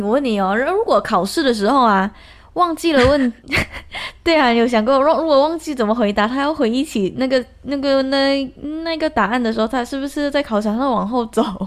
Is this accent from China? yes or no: no; Malaysia; also born or lived in Taiwan; 生长在马来西亚这个环境